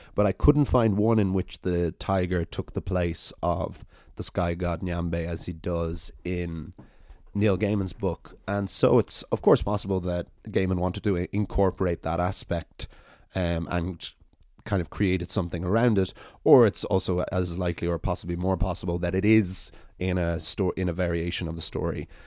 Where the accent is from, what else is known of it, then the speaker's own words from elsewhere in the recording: Ireland; as an Irish person running an Irish storytelling podcast